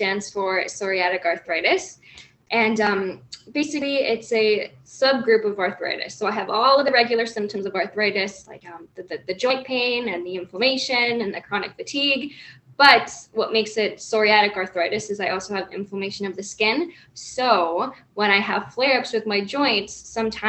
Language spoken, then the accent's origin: English; Toronto, Ontario, Canada; moved away as an adult; now in Hamilton, Canada; I live in Hamilton, Ontario, but I grew up in Toronto